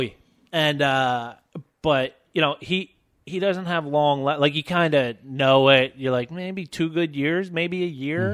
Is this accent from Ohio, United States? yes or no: no; Philadelphia, Pennsylvania, United States; I grew up in Philadelphia